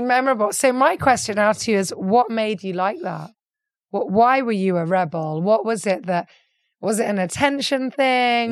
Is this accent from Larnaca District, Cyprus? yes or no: no; Limassol, Limassol District, Cyprus; especially the Limassolians, we're very, very proud